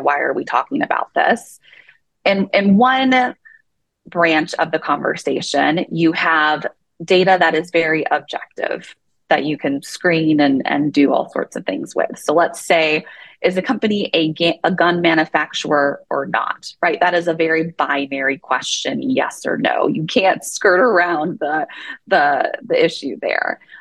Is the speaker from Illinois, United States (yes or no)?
yes; Southern Illinois, United States; now in Utah, United States; I grew up in Southern Illinois and I grew up gardening